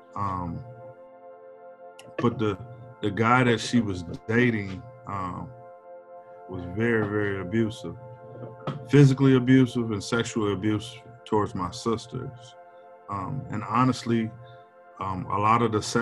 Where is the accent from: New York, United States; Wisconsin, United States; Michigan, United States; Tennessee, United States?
Wisconsin, United States; Milwaukee; now in Madison, United States; I'm from Milwaukee, but I live in Madison